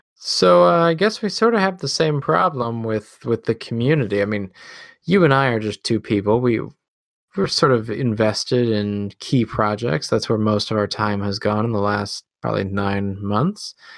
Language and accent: English; Midwest, United States; accent: Midwest; my Midwest accent